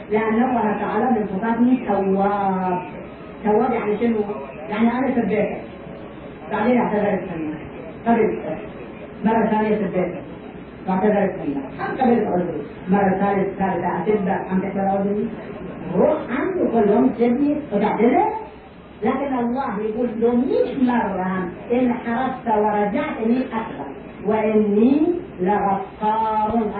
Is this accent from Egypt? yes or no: yes; Egypt; أكبر حكومة في بلادنا مصر لا شك فيه مصر كانت تزود نفس العالم الإسلامي بالثقافة والعلم